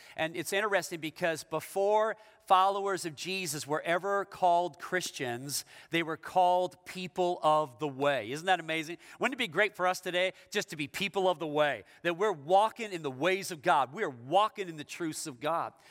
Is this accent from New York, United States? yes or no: no; Issaquah, Washington, United States; I'm from the Seattle area. I'm from Issaquah, but that's the east side of Seattle.